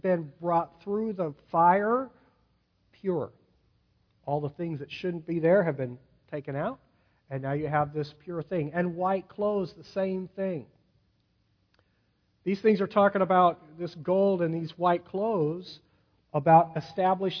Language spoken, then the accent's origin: English; Sacramento, California, United States; I'm from Sacramento, California, right near where the gold rush happened.